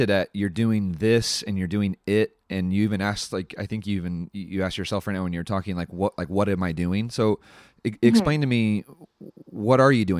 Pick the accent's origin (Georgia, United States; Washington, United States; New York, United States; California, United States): California, United States; I'm from California.